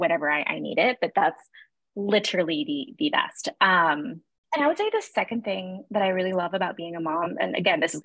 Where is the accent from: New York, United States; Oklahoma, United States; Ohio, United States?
New York, United States; New York City; I am born and bred in Williamsburg, Brooklyn